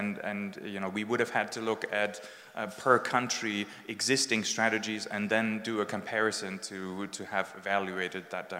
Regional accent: Germany; English is a second language; My home country, Germany, came third last.

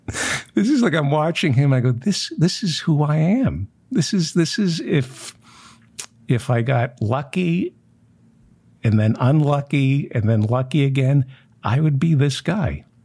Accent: New Jersey, United States; I grew up in New Jersey

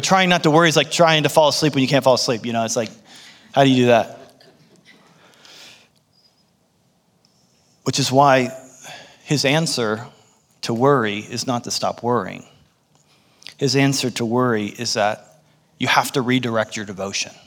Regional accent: United States; I was born in the United States

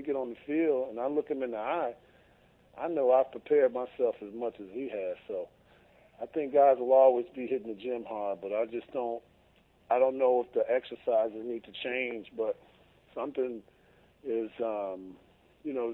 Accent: Chicago, Illinois, United States; I'm from Chicago, and you know I grew up watching the Cubs

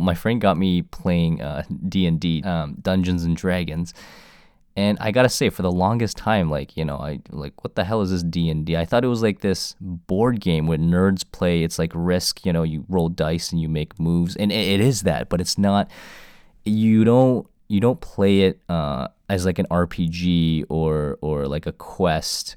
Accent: Toronto, Ontario, Canada; I was born in Canada, uh, Toronto homegrown

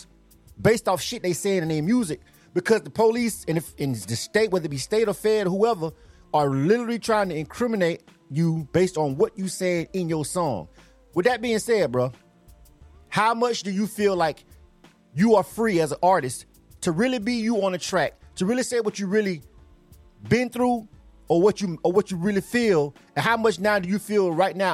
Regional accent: Panama City, Florida, United States; we both from Panama City, Florida

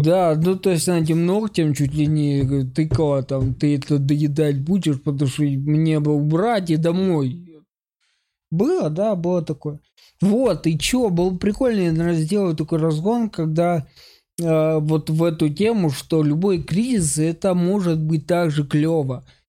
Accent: Ukraine; moved away; Я же типа из Украины

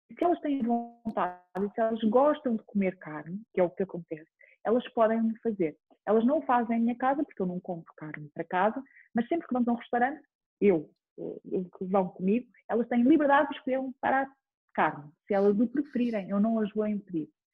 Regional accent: Chamusca, Ribatejo, Portugal; also born or lived in Almeirim; now in Lisbon, Portugal; eu sou de uma aldeia que se chama Parreira, mais do Conselho da Chamusca. Depois vivi muito tempo em Almeirim

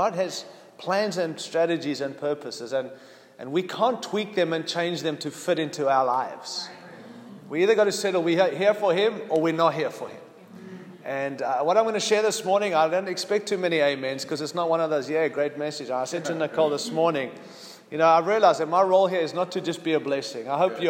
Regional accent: United States; I hope you can understand my accent. I'm a bit messed up, but I'm an American, and I'm proud to be one.

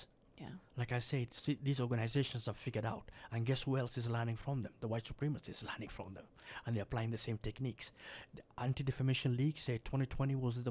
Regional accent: Minnesota, United States; I'm from Minnesota.

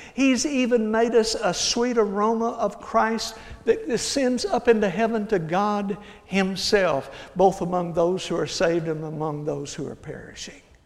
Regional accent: Hillsboro, Texas, United States; I grew up in Hillsboro, Texas, about 60, 70 miles south of here

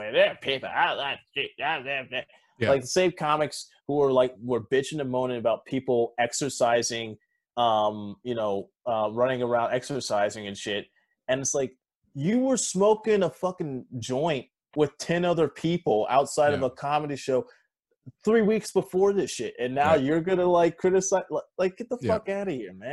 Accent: Joliet, Illinois, United States; I grew up in Joliet

